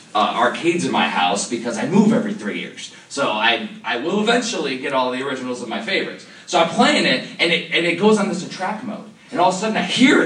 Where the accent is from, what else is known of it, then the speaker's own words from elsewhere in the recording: Cedar Lake, Indiana, United States; now in Maryland, United States; I'm from Cedar Lake, Indiana